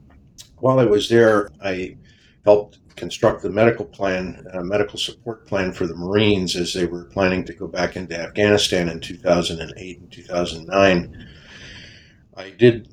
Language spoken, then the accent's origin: English; Kenosha, Wisconsin, United States; moved away as an adult; also born or lived in Milwaukee / Madison / Denver; I was born in Milwaukee and raised in Kenosha, which you know is just north of the Illinois-Wisconsin state line up in Packer territory